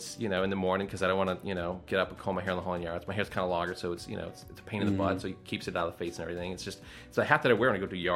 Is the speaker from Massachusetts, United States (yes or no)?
yes; Massachusetts, United States; I'm from Massachusetts. I grew up in Massachusetts